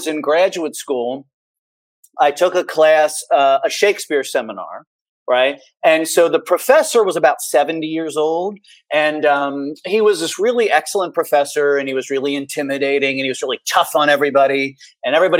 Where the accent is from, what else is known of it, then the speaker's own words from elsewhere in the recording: Cincinnati, Ohio, United States; now in Bowling Green, Kentucky, United States; when I was a kid growing up in Cincinnati